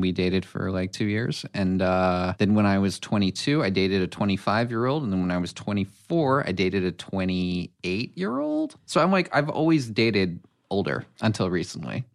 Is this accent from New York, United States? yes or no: yes; New York, United States; also born or lived in Brooklyn / Connecticut; now in Los Angeles, United States; I grew up in New York, then moved to Connecticut, went to college for acting, and moved out to L A on my own